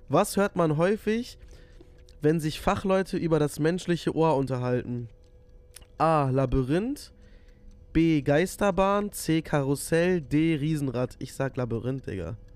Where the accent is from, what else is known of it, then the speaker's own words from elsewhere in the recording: Nigeria; born there; weil ich bin gebürtiger ähm, Nigerianer und das war ja mal eine englische Kolonie.